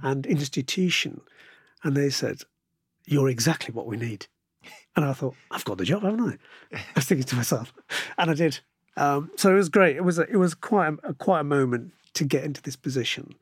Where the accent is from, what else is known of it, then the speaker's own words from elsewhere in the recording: Birmingham, West Midlands, United Kingdom; it's my hometown